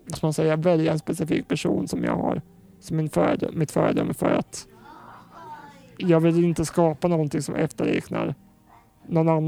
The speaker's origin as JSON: {"language": "Swedish", "town": "Finspång", "region": "Östergötland", "country": "Sweden", "tie": "born or raised there", "also_born_or_lived": "Norrköping", "said": "Jag växte upp i Finspång, gjorde jag."}